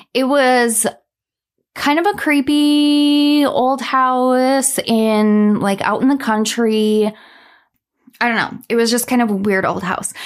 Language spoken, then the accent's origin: English; Minnesota, United States; my home state